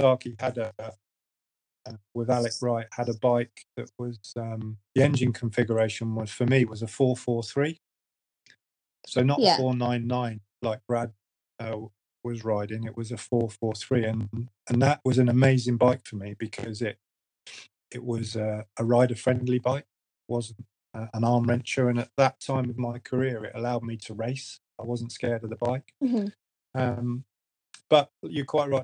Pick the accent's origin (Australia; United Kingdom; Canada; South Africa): United Kingdom; as a British rider